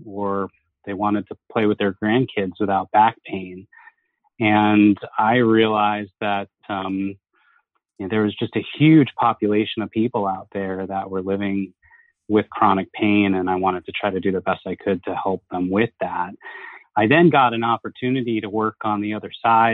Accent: Huntington Station, New York, United States; also born or lived in Boston; I was born in Huntington. I grew up in Huntington Station on Long Island in New York.

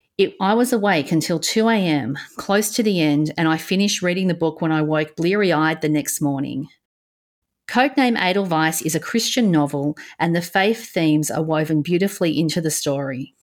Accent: Australia; Being an Aussie

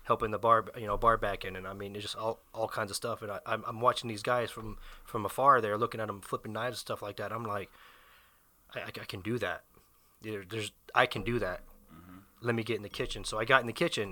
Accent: Fayetteville, North Carolina, United States; moved away; I hail from Fayetteville, North Carolina

